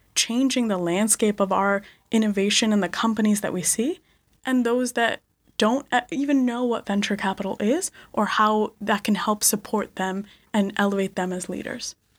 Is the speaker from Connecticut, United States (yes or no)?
yes; Connecticut, United States; also born or lived in India / Bronx, New York; we moved to Connecticut